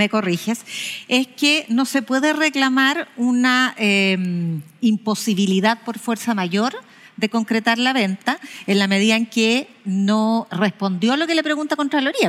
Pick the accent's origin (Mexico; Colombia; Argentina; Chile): Chile; somos todos los chilenos